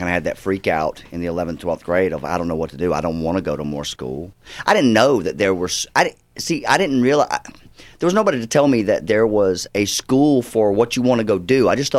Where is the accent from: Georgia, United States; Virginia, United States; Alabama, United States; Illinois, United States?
Georgia, United States; also born or lived in Fort Worth, Texas; now in Los Angeles, United States; And I was born in Fort Worth, Texas, just because my dad was going to seminary school there. But they're from Georgia.